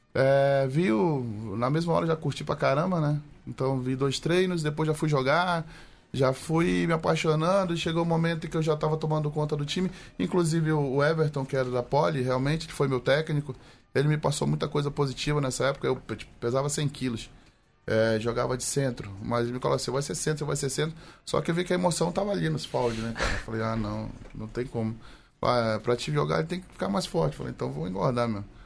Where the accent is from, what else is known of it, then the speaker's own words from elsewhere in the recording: Manaus, Amazonas, Brazil; also born or lived in Porto Velho; sou de Manaus